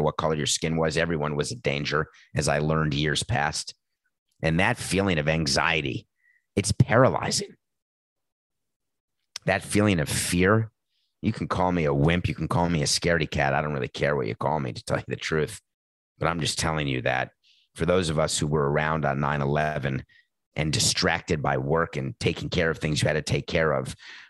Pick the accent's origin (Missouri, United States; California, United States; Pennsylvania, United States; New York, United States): New York, United States; moved away; I'm a New Yorker. I'd grown up there.